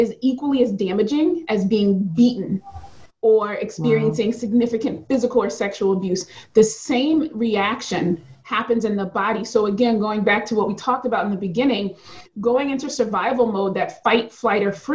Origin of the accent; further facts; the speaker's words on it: Philadelphia, Pennsylvania, United States; I'm from Philadelphia